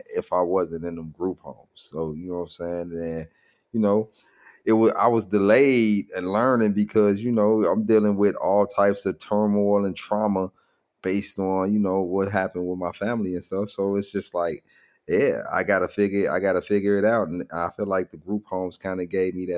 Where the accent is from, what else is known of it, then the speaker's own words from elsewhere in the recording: Chicago, Illinois, United States; I grew up a lot, most of my years over East, but I was born on the West Side, and all the way up to like maybe sixth grade is is when I moved from the west side to the south